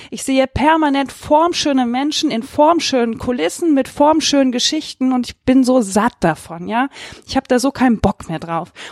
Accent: Remscheid, North Rhine-Westphalia, Germany; Ähm, ich komme aus Remscheid. Ich kann mir nicht vorstellen, dass da das schönste Paar irgendwie vier Wochen oder Atlas vier Wochen im Kino läuft.

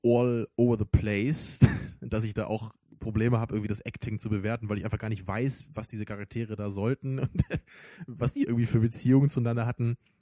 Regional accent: Germany; für uns als Deutsche

